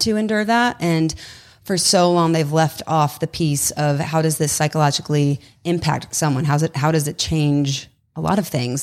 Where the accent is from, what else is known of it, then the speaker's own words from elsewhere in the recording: Southern California, United States; moved away as an adult; also born or lived in Los Angeles; now in Texas, United States; originally from Southern California